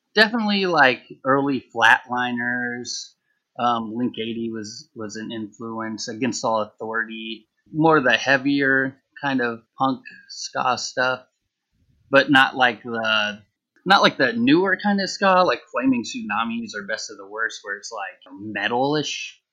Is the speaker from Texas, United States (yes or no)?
yes; Texas, United States; now in New Orleans, United States; I'm from Texas